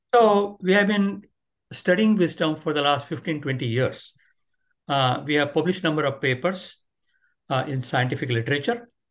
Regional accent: India; moved away; I grew up in India

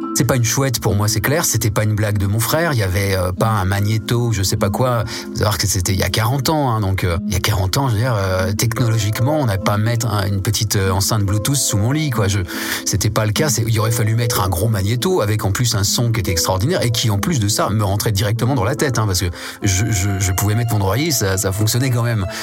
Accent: Nancy, village of Mézières, Grand Est, France; je suis né à Nancy. Mes parents ont déménagé assez vite euh, dans un petit village qui s'appelle Mézières

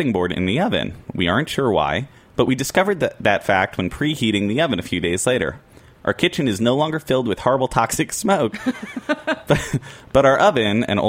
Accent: Long Island, New York, United States; I'm from Long Island.

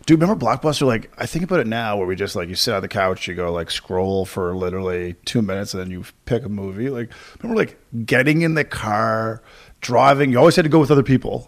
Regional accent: Corner Brook, Newfoundland and Labrador, Canada; moved away; my hometown's, like, now it's, like, twenty thousand people, twenty-one thousand

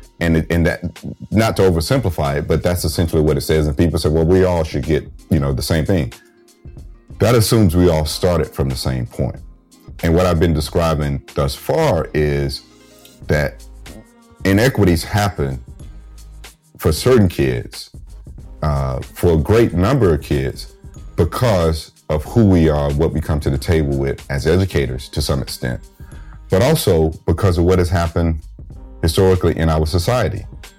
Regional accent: the South, United States; And growing up in the South as a black man, I was keenly, keenly aware of that.

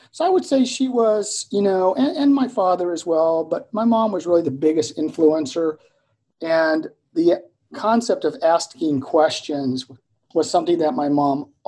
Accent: Germany; also born or lived in Vicenza, Italy; So my worldview emerged from a childhood lived in Germany as a military dependent.

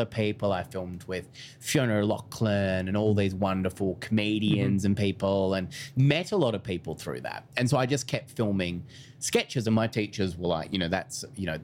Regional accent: Phillip Island, Victoria, Australia; I grew up on Phillip Island, which is a small coastal town.

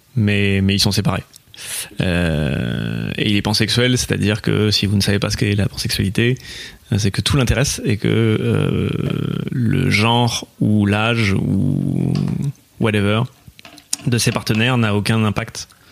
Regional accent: Bordeaux, Nouvelle-Aquitaine, France; je, suis né à Bordeaux.

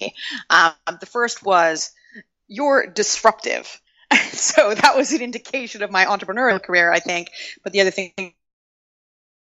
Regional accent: Toronto, Ontario, Canada; moved away as an adult; also born or lived in Montreal, Canada / London, United Kingdom; I'm from Toronto originally in Canada

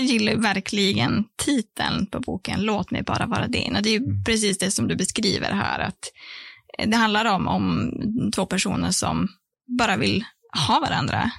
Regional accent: Sorsele, Västerbotten County, Sweden; moved away; jag är från eh, Sorsele, så det är det är du är från Norrbotten och jag är från Västerbotten

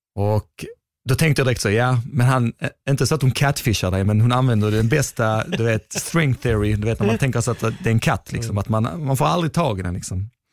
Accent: Skåne, Sweden; accent: Skåne; also born or lived in Gothenburg; jag är i Skåning

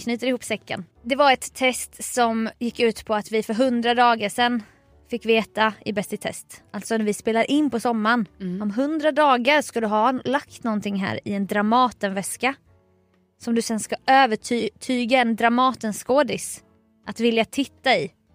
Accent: Småland, Sweden; also born or lived in Nässjö; now in Stockholm, Sweden; jag tänkte som smålänning

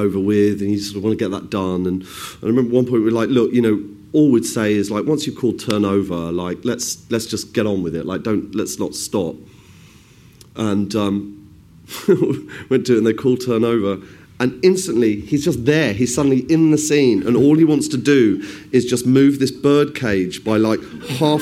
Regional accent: West Midlands, United Kingdom; I grew up in sort of the Midlands, and my mum would take me shopping in Birmingham

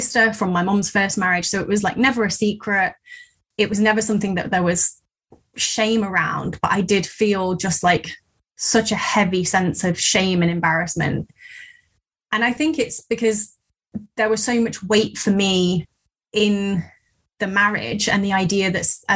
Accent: Midlands, United Kingdom; I'm from the Midlands

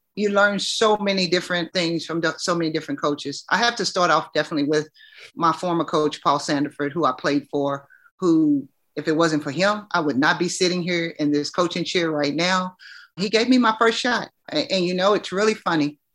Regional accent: Louisville, Kentucky, United States; I'm from Kentucky

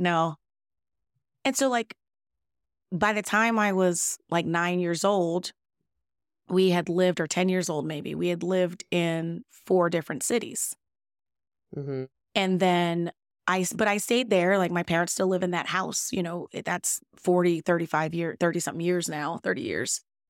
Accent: Nashville, Tennessee, United States; born there; also born or lived in Gary, Indiana; So when I was born in Nashville, Tennessee

